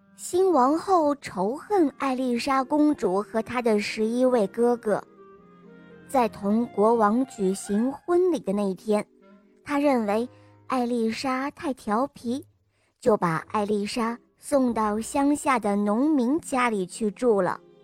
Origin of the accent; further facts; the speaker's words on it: Jinan, Shandong, China; 我今年五岁了，我来自济南